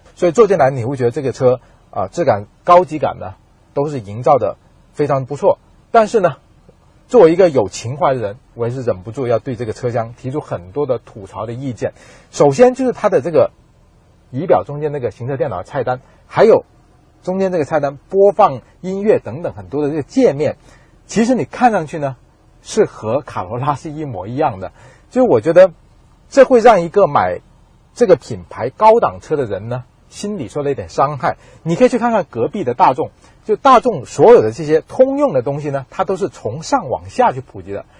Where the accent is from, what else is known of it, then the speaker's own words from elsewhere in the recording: southern China, China; 和我一样在南方长大